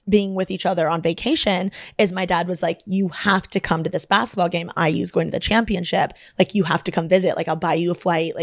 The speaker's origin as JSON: {"language": "English", "town": "Bloomington", "region": "Indiana", "country": "United States", "tie": "born or raised there", "moved": "as an adult", "lives_now": "Los Angeles, United States", "said": "I'm from Bloomington"}